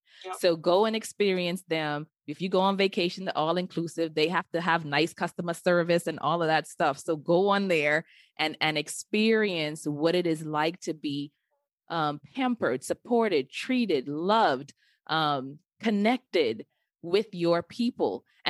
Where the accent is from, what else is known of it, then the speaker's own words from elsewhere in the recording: Nigeria; I remember I was like, I ain't telling nobody I'm the Nigerian, because they got the 419 scams.